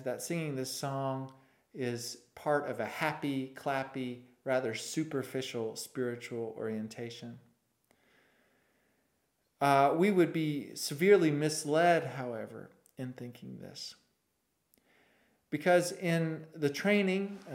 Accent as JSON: {"language": "English", "town": "Winchester", "region": "Tennessee", "country": "United States", "tie": "born or raised there", "said": "I grew up in Winchester, Tennessee"}